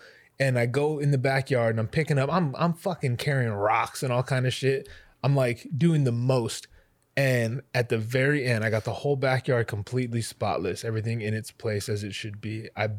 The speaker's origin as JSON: {"language": "English", "region": "Hawaii", "country": "United States", "said": "we're Hawaiian"}